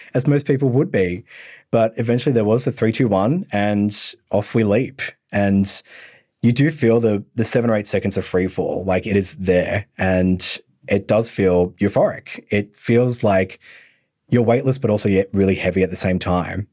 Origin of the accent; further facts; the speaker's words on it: Bendigo, Victoria, Australia; I'm from Country Victoria as well, so more the northern part